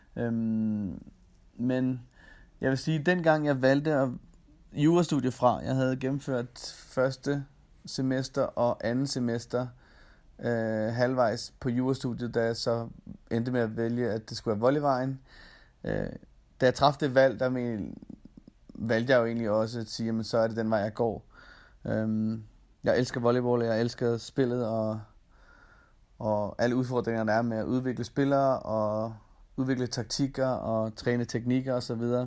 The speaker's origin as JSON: {"language": "Danish", "country": "Denmark", "moved": "as an adult", "lives_now": "Austria", "said": "man har efterladt al familie og venner øh, hjemme i Danmark"}